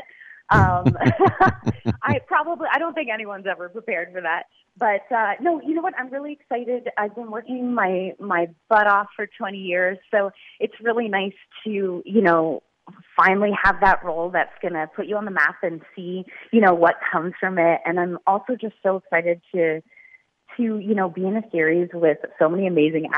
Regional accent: Ormstown, Quebec, Canada; I grew up about an hour south of Montreal in a little town called Ormstown, Quebec

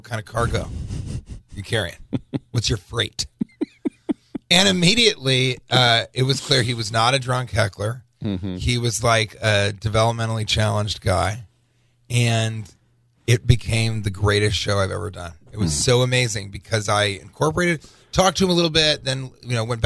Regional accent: Denver, Colorado, United States; I'm from Denver

